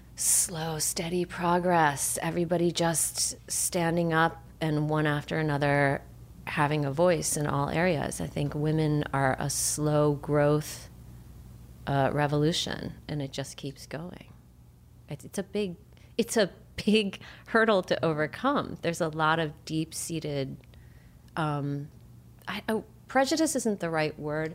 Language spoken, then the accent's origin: English; Chicago, Illinois, United States; now in California, United States